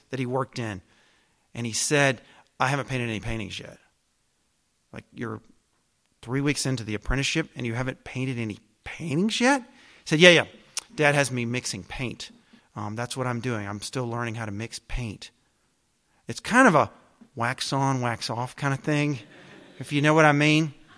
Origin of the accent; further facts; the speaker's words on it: the South, United States; I'm a Southerner